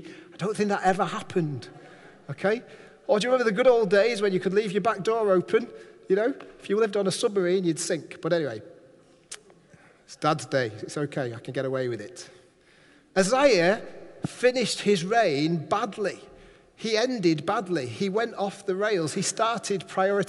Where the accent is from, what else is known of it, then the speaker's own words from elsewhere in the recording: Manchester, North West England, United Kingdom; now in Barrow-in-Furness, United Kingdom; I'm from Manchester